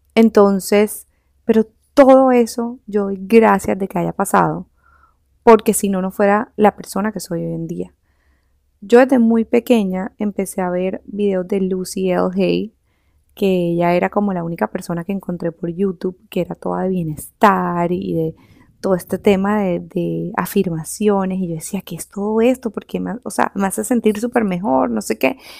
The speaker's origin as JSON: {"language": "Spanish", "town": "Barranquilla", "region": "Atlántico", "country": "Colombia", "also_born_or_lived": "Switzerland", "said": "terminé otra vez aquí, en, en Barranquilla, de donde yo soy"}